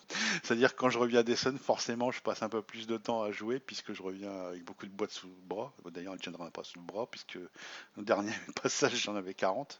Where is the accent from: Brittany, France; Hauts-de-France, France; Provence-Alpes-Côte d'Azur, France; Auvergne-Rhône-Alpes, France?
Hauts-de-France, France; Ch'ti; moved away as an adult; now in Marne, France; je suis ch'ti d'origine